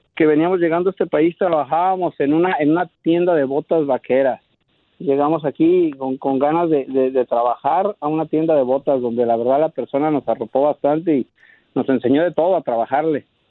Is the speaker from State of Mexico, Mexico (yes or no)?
no; Michoacán, Mexico; moved away as an adult; now in Dallas, United States; Nosotros somos este de Michoacán